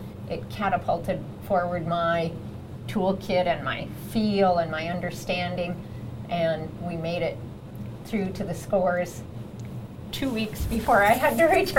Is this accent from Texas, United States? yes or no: no; Colorado, United States; Growing up in Colorado, of course, a lot of Western influence.